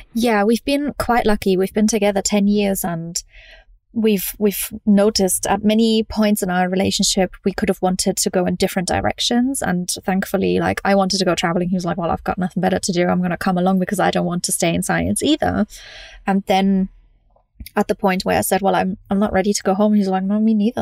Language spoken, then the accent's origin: English; Munich, Bavaria, Germany; moved away; also born or lived in London; I grew up in Germany